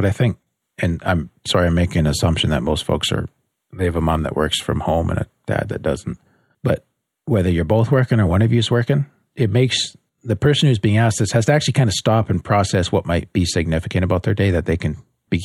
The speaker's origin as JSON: {"language": "English", "country": "Canada", "said": "You can tell we're from Canada."}